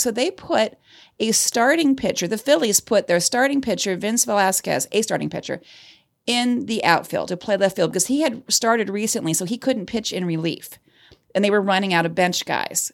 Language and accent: English; Cleveland, Ohio, United States; my hometown of Cleveland, Ohio